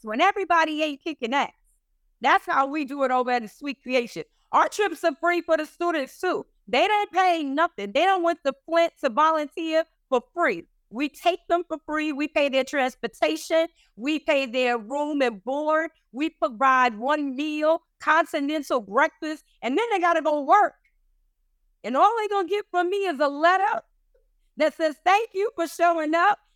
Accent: New York City, New York, United States; now in Rhode Island, United States; I'm from the Bronx

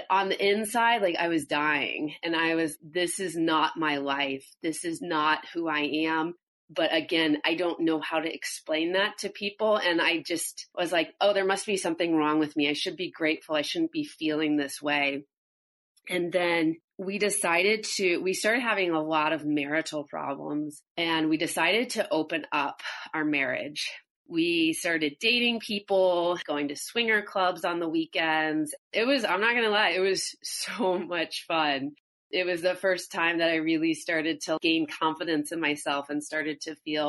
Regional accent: St. Louis, Missouri, United States; I grew up in St. Louis, Missouri, in the Midwest

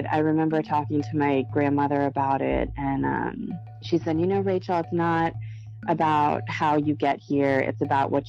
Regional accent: Chile; I was always telling everybody, like, I'm from Chile. And I thought that was a, a pretty cool thing.

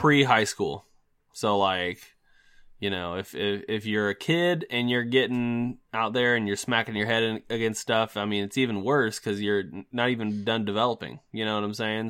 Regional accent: United States; as an American

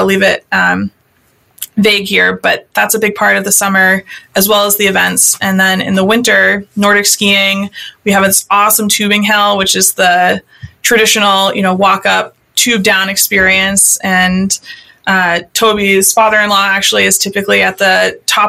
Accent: Bartlett, New Hampshire, United States; also born or lived in Hart's Location, New Hampshire; I'm, you know, born and raised in the Mount Washington Valley

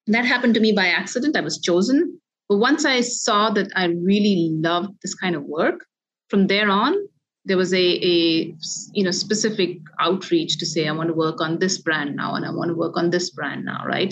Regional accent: India; moved away; growing up in India where there's a multilingual environment

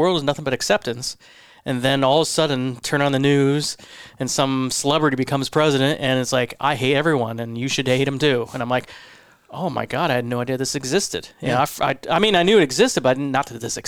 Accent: Midwest Ohio, United States; now in New York, United States; I grew up in Midwest Ohio

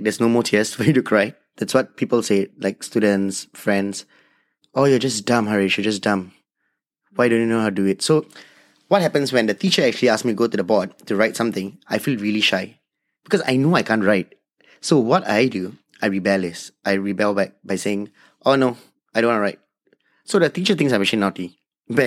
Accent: Singapore; I'm from Singapore. I'm a local Indian

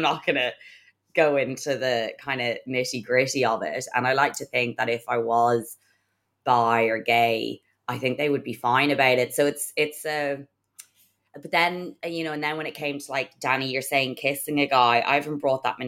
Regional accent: Ireland; we're obviously Irish and it's obviously a strict Catholic country as well

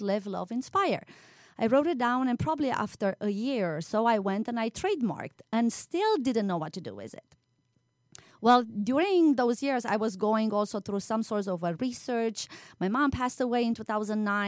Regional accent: Sibiu, Sibiu County, Romania; moved away as an adult; now in United States; I used to teach also in Transylvania, you know, my home country, and Sibiu, that's the city where I was born in.

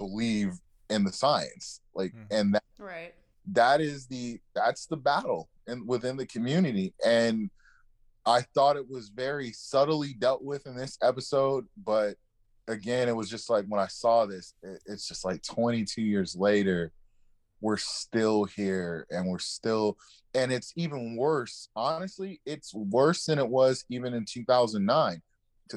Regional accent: Los Angeles, California, United States; But I grew up in the inner city of Los Angeles

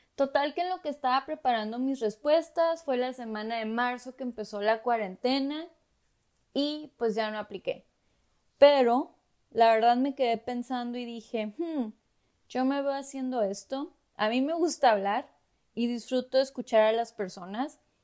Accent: Tijuana, Baja California, Mexico; moved away as an adult; now in Los Angeles, United States; soy mexicana y crecí en la ciudad de Tijuana, Baja California

